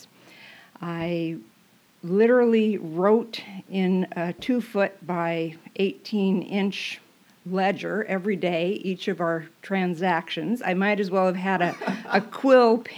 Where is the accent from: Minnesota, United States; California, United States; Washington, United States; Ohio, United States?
Washington, United States; Bothell; also born or lived in Sedro-Woolley, Washington; I grew up in Bothell, spent my summers with the family in Cedro Woolley, so I feel like I have two hometowns